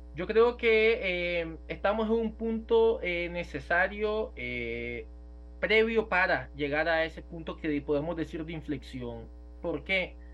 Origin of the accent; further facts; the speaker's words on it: Nicaragua; moved away; vamos a volver a Nicaragua